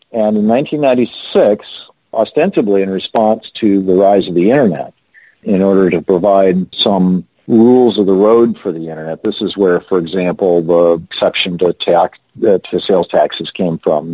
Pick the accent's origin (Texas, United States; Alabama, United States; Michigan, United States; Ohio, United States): Michigan, United States; Lansing; When I was a kid growing up in Lansing, Michigan, we had three hospitals